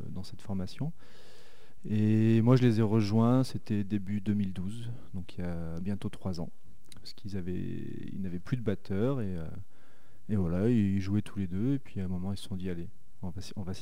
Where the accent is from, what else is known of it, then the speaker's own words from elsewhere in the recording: Saint-Étienne, Auvergne-Rhône-Alpes, France; Je suis stéphanois.